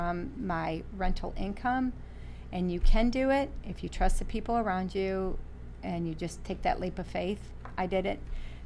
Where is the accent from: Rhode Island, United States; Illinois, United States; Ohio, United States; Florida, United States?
Ohio, United States; Toledo; I was born and raised in Toledo, Ohio